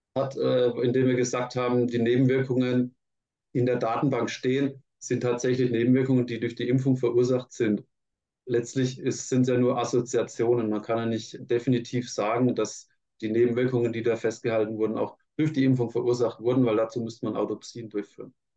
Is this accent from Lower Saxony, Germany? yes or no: no; Franconia, Bavaria, Germany; Ich bin ja unter Franke, ähm, Würzburg war schon mal nah an meiner Heimat